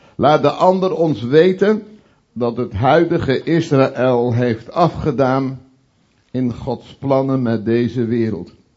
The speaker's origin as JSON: {"language": "Dutch", "area": "Veluwe", "region": "Gelderland", "country": "Netherlands", "tie": "born or raised there", "moved": "yes", "lives_now": "Utrechtse Heuvelrug, Netherlands", "said": "in de omgeving waar ik ben opgegroeid op de Veluwe en nu wonend in de Utrechtse Heuvelrug"}